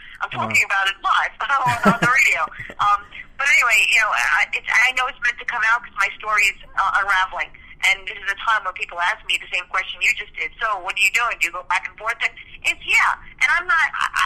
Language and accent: English; New York City, New York, United States; first language Spanish; English is a second language; also born or lived in California / Mexico; I was born and raised in the Bronx